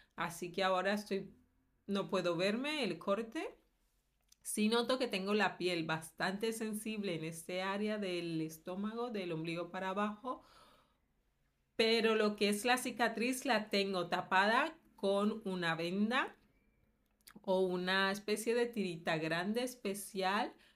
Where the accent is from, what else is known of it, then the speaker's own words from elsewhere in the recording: Colombia; now in Valencia, Spain; de Colombia